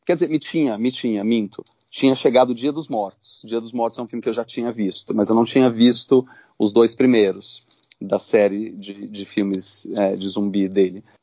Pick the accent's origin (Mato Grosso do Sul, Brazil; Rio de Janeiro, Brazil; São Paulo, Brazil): São Paulo, Brazil; eu, um moleque no subúrbio de São Paulo